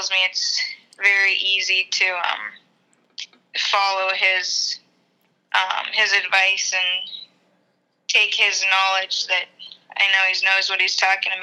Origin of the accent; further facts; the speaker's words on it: Ohio, United States; moved away as an adult; now in Upper Peninsula, Michigan, United States; I grew up in Ohio and started a kennel down there